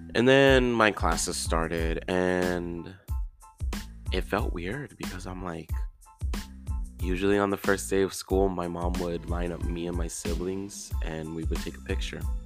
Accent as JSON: {"language": "English", "town": "Houston", "region": "Texas", "country": "United States", "tie": "born or raised there", "moved": "as an adult", "lives_now": "Denton, United States", "said": "I was in my hometown of Houston"}